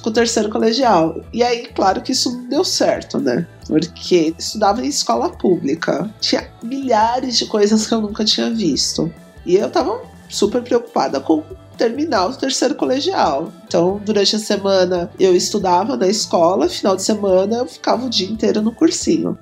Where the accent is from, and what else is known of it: Taboão da Serra, São Paulo, Brazil; born or raised there; also born or lived in Sorocaba; now in São Paulo, Brazil